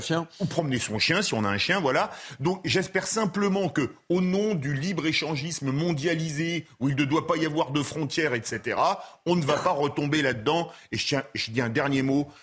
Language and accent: French; Toulouse, Occitania, France; comme on dit chez moi à Toulouse